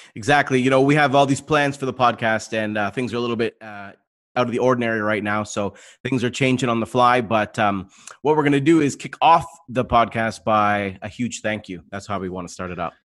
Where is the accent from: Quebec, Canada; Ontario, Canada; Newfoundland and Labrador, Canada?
Ontario, Canada; London; I'm from London